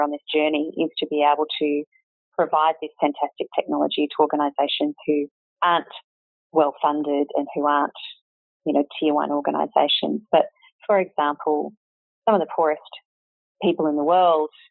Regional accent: Canberra, Australian Capital Territory, Australia; also born or lived in Sydney / Hong Kong / Singapore; my husband and I were both born and bred in Canberra

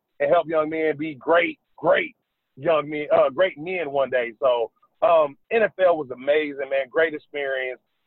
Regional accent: Dayton, Ohio, United States; moved away as an adult; now in South Carolina, United States; I'm from Dayton, Ohio. We're only like an hour and 25 minutes from Lexington, Kentucky

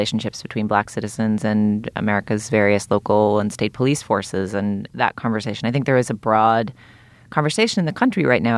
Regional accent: Boston, Massachusetts, United States; So I grew up in Boston feeling very much like a liberal Yankee with my liberal Yankee journalist parents.

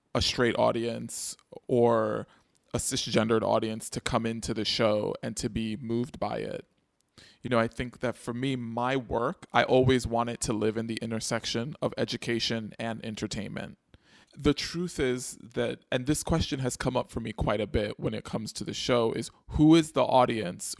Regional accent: New York City, New York, United States; I grew up in the Bronx

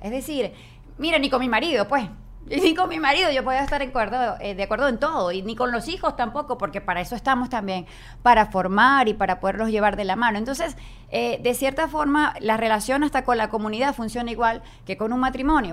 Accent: Venezuela; moved away; nosotros que venimos de Venezuela

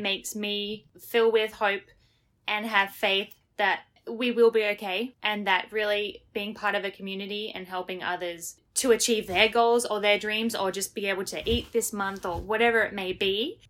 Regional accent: Australia; moved away as an adult; now in Jersey City, United States; as an Australian

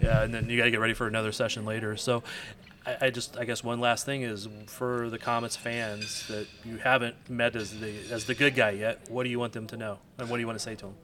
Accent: St. Louis, Missouri, United States; now in Kansas City, United States; I'm originally from Saint Louis, too, so I grew up knowing all that history over there

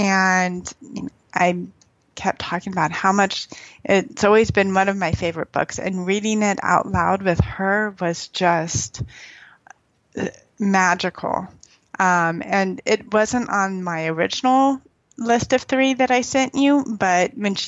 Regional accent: Texas, United States; I grew up in Texas. My husband's from Louisiana. We spent time in Birmingham. I love the South.

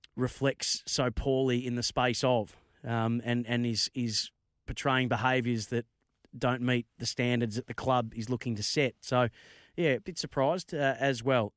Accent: Bendigo, Victoria, Australia; Bendigo, my neck of the woods, um, or my hometown

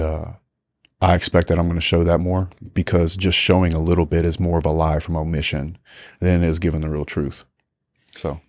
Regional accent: United States; being American.

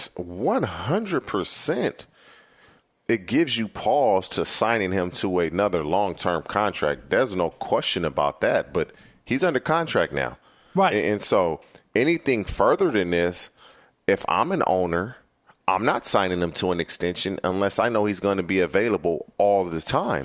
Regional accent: California, United States; also born or lived in Cincinnati; I'm born and raised in California

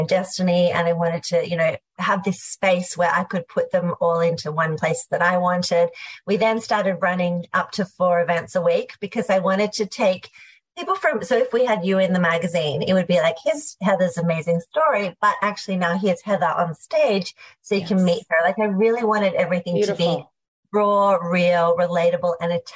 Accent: Australia; We had what was in Australia unceremoniously called veggie English at school.

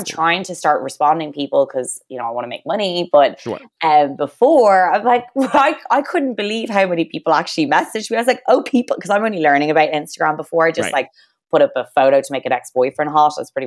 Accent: Ireland; we're Irish

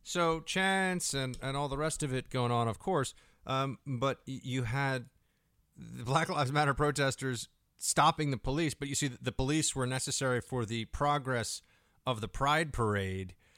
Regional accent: New York, United States; as a New Yorker

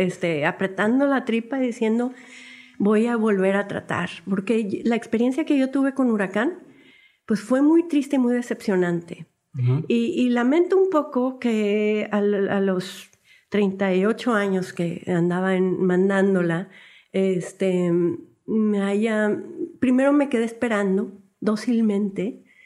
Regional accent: Monterrey, Nuevo León, Mexico; somos regios, nos sentimos muy orgullosos de nuestra ciudad

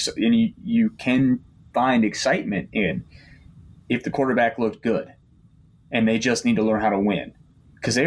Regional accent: Kansas City, Missouri, United States; I'm from Kansas City

